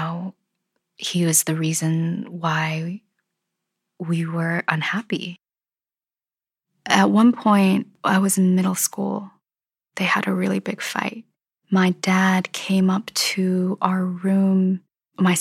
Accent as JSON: {"language": "English", "region": "Minnesota", "country": "United States", "tie": "born or raised there", "said": "I grew up in Minnesota"}